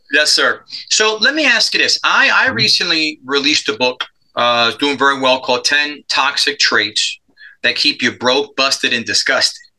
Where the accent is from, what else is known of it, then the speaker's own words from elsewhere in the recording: New York City, New York, United States; moved away as an adult; I grew up in Spanish Harlem. I'm a product of adoption